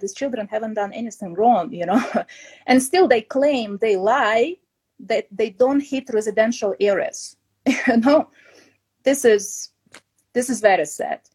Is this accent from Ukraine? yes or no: yes; Kyiv, Ukraine; moved away as an adult; I come from Kiev. I was born there and I lived all my life before I started my trip.